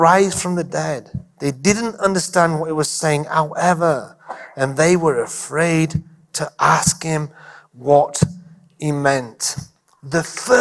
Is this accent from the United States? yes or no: no; England, United Kingdom; being English